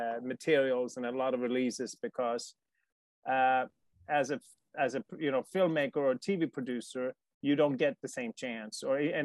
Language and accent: English; Sweden; Life in Sweden is fantastic. Like I said, I'm not an immigrant because I don't like where I came from.